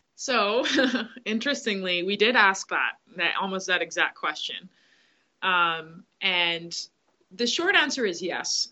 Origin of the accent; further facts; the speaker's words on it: Grand Bahama, Bahamas; I grew up I grew up in the Bahamas, uh, specifically on Grand Bahama